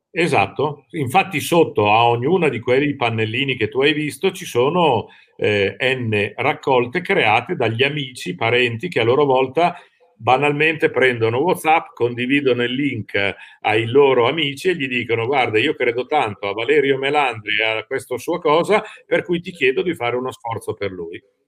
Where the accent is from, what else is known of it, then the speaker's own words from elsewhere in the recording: Lombardy, Italy; moved away as an adult; now in Rimini, Italy; dalla Lombardia, mia città natale, mi sono trasferito ah, a Rimini